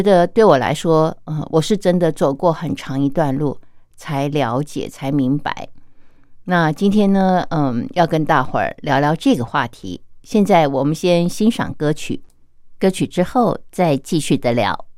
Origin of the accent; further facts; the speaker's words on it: China; 我们中国人有句话说啊，“天生我材必有用”